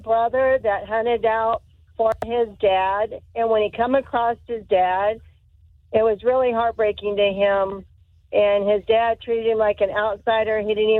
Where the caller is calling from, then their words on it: Deltona, Florida, United States; I'm calling from Deltona.